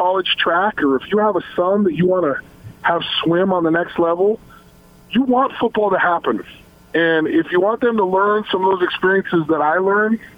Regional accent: Logan, Utah, United States; also born or lived in Salt Lake City, Utah; I came from Logan, Utah, till I lived there till I was 14, and then in Salt Lake from the age of 15 to 18

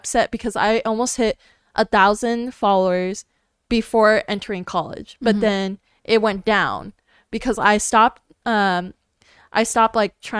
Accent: California, United States; I came from California, everybody's basically two-faced

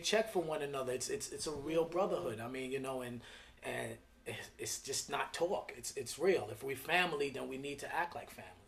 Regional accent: New York City, New York, United States; I'm from Flatbush, Brooklyn

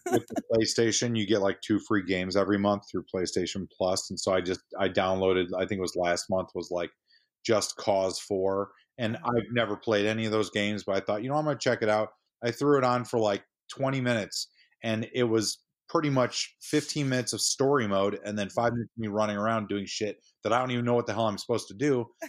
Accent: St. Charles, Illinois, United States; I grew up in St. Charles, Illinois, and my wife is from Palatine.

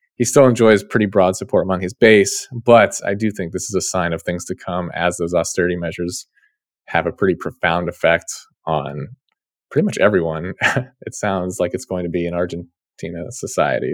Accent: Ohio, United States; my home state

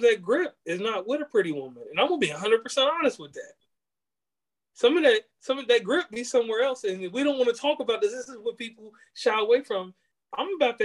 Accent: Virginia, United States; accent: country; moved away; I'm from Virginia originally. It was a time when I was out there, we got different sections. You live in one of them now. We had the Tidewater, Piedmont, and then the mountainous stuff where I'm from.

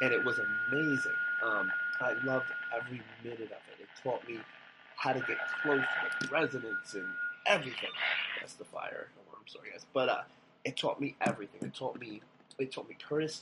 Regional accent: Long Island, New York, United States; moved away as an adult; also born or lived in Buffalo, New York; I'm from Long Island. I'm a city man

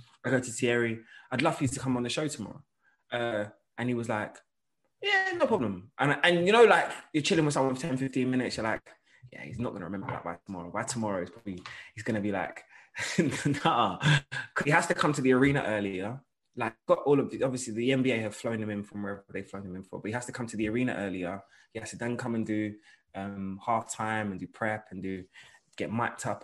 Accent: London, United Kingdom; I'm a boy from London

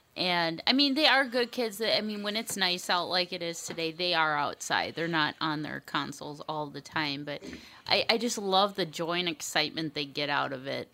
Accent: Bloomington, Minnesota, United States; I grew up in Bloomington

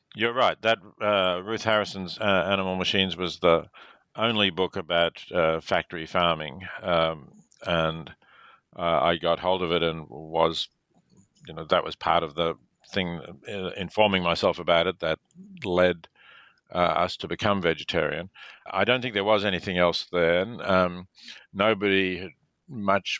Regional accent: Melbourne, Victoria, Australia; I was born in Melbourne, Australia.

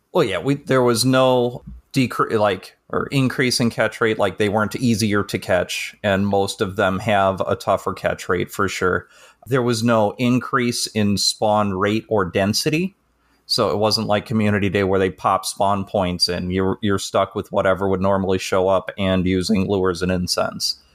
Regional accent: Chicago, Illinois, United States; I'm from the Northern Chicago area.

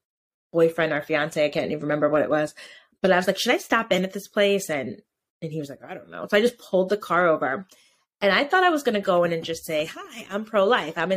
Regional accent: Connecticut, United States; also born or lived in Georgia; I grew up in the town that the pregnancy center is

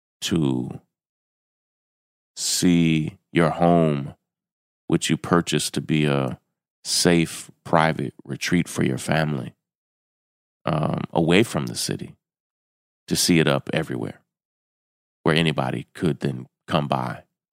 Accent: Kentucky, United States; And, you know, I'm from the South. I'm from Kentucky.

